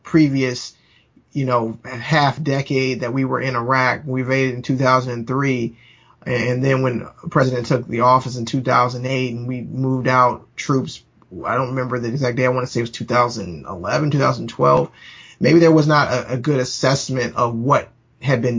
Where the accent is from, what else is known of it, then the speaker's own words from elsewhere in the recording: United States; we as Americans